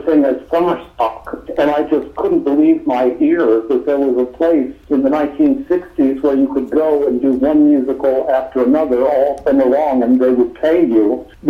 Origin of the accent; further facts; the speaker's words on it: Oklahoma, United States; moved away; I was born in Oklahoma.